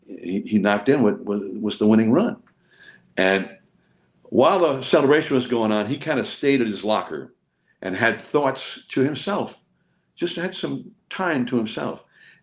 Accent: Hayward, California, United States; I think Joe and I, and we both grew up here in the Bay Area, in the East Bay. Joe in Oakland, I grew up in Hayward, a little bit south of Oakland.

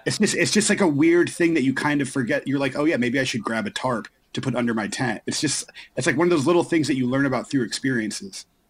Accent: Florida, United States; growing up in Florida

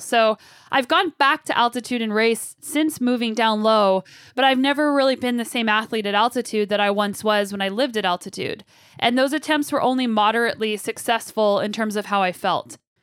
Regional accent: Albuquerque, New Mexico, United States; moved away as an adult; also born or lived in Colorado; now in Canada; I grew up in Albuquerque, New Mexico

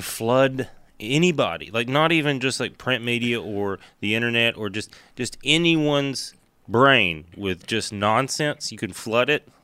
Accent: Tennessee, United States; I'm from Tennessee

